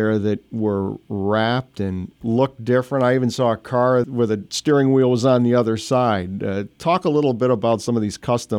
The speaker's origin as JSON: {"language": "English", "town": "Detroit", "region": "Michigan", "country": "United States", "tie": "born or raised there", "moved": "yes", "said": "I grew up in Detroit and used to go to the Detroit Auto Show every year."}